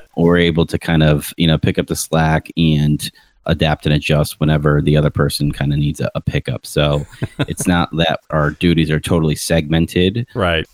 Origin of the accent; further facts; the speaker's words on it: Rochester, New York, United States; also born or lived in Tampa Bay, Florida; now in Tampa, United States; Rochester, New York, moved to Tampa Bay in 2003